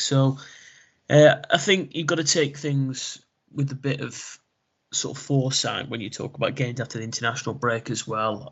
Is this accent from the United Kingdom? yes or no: yes; England, United Kingdom; as an English football fan